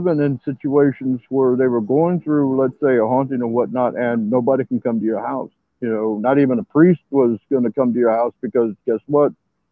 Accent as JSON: {"language": "English", "town": "San Antonio", "region": "Texas", "country": "United States", "said": "I'm from San Antonio, Texas."}